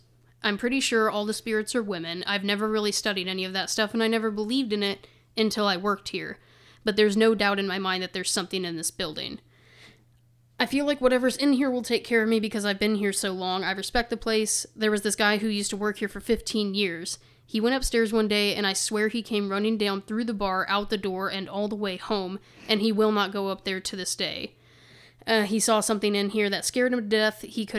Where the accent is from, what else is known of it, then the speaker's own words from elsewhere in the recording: Memphis, Tennessee, United States; I'm originally from Memphis, born and raised.